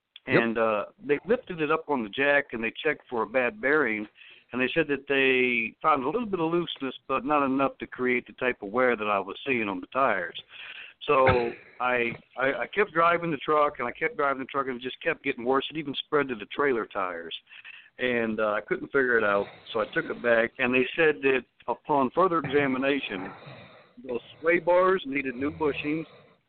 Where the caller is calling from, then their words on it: Akron, Ohio, United States; calling from Goodyear Heights, Ohio, in fact.